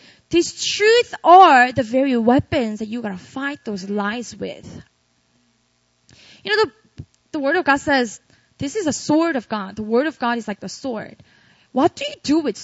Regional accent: Busan, South Korea; moved away as an adult; also born or lived in Seoul, South Korea / Philadelphia, United States; I grew up in a city called Busan in the south

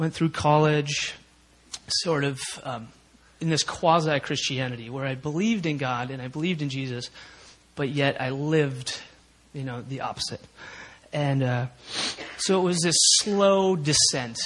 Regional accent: Minnesota, United States; now in South Korea; I grew up in Minnesota I had three brothers and a sister and wonderful parents

